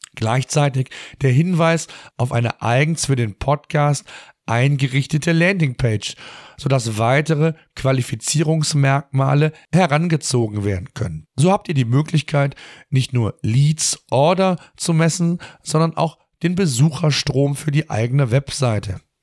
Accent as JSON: {"language": "German", "country": "Germany", "said": "bei uns in Deutschland"}